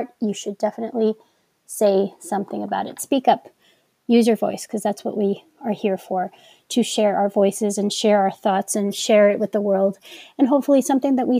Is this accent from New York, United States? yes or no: yes; New York, United States; accent: New York; I'm from New York and I feel that us New Yorkers have put a little bit more emphasis and enunciation into our words sometimes